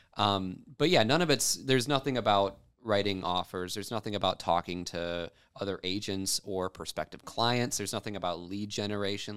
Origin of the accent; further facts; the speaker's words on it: Rogers City, Michigan, United States; Roger City, Michigan is where I grew up